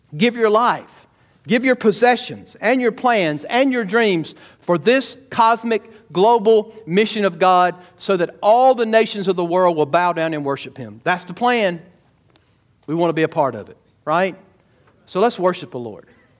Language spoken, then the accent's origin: English; United States; I'm an American.